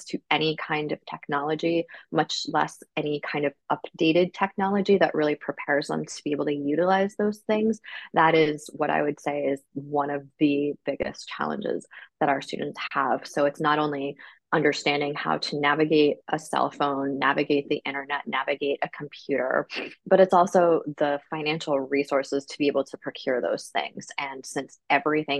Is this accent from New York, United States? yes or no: yes; Ithaca, New York, United States; I grew up in Ithaca